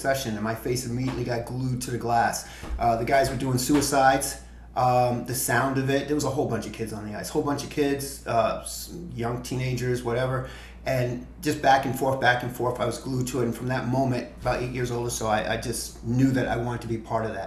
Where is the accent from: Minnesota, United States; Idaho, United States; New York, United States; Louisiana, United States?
New York, United States; New York City; I grew up in the South Bronx in a single family, a single parent household